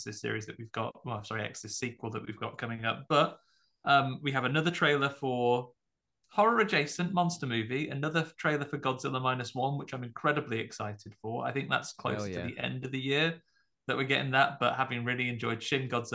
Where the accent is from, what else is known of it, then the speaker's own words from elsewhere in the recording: United Kingdom; I'm not from the United States